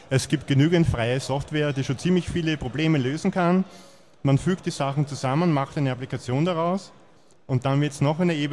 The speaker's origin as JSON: {"language": "German", "region": "Vienna", "country": "Austria", "said": "Ich komme aus Wien."}